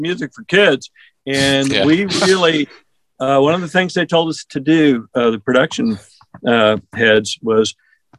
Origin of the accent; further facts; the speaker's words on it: California, United States; where I grew up in California